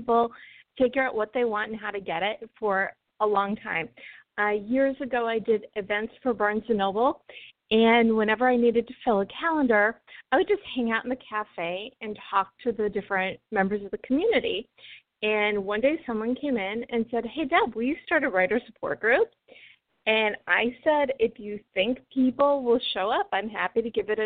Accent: Chicago suburbs, Illinois, United States; now in Los Angeles, United States; I grew up in the Chicago suburbs

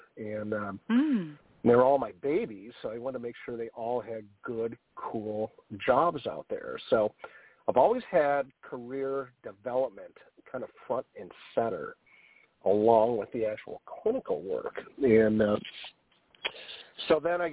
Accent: Detroit, Michigan, United States; moved away as an adult; also born or lived in Boulder, Colorado / San Diego; I grew up in Detroit, and if you remember the movie 8 Mile, I lived on 5 Mile

